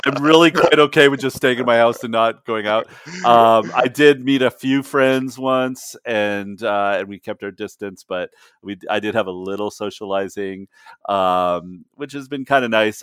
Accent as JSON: {"language": "English", "country": "Canada", "moved": "as an adult", "lives_now": "United States", "said": "I'm Canadian"}